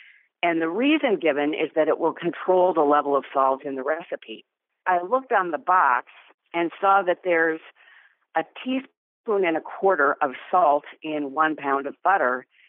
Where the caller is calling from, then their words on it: North Oaks, Minnesota, United States; I'm calling from North Oaks, Minnesota.